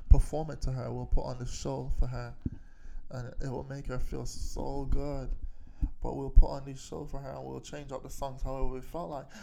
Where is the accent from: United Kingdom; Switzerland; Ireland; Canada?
United Kingdom; Kilburn, London; It was Kilburn. We were growing up around Kilburn